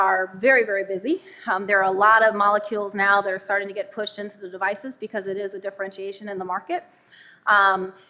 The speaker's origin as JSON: {"language": "English", "town": "Southfield", "region": "Michigan", "country": "United States", "tie": "born or raised there", "moved": "yes", "said": "I'm from Southfield, Michigan, so this is home for me. Southfield's about 20 minutes down the lodge. I grew up here"}